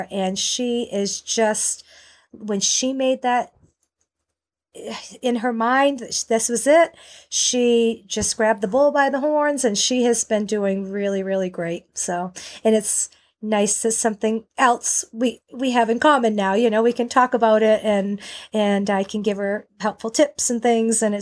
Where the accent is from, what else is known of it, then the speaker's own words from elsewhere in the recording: Maine, United States; now in North Carolina, United States; I moved from Maine, I hit North Carolina, I was ready to go